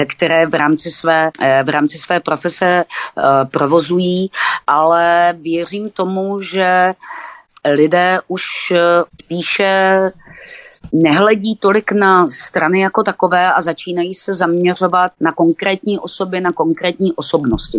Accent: Olomouc, Olomouc Region, Czechia; tady u nás v Bolomouci

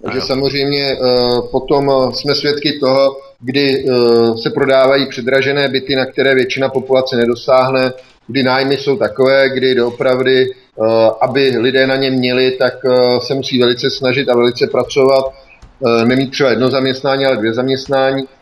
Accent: Prostějov, Olomouc Region, Czechia; nejsem z Olomouce, jsem z Prostěva

